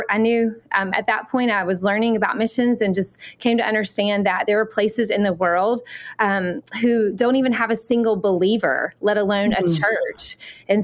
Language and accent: English; Alabama, United States; accent: Southern; moved away as an adult; I grew up in Alabama, so that's for my Southern accent